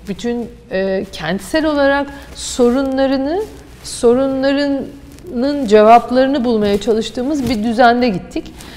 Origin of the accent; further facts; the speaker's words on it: Istanbul, Turkey; bir çocukluğum Fatih'te geçti.